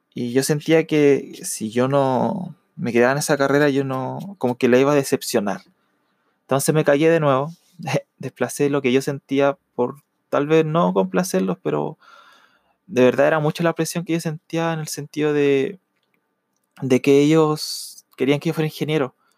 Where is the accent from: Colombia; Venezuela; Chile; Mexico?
Chile; Yo soy de Chile